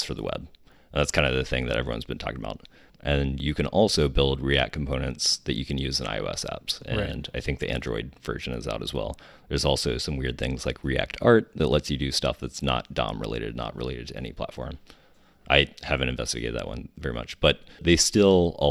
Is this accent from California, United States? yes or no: no; Huntington, West Virginia, United States; moved away; also born or lived in Japan; I'm from West Virginia.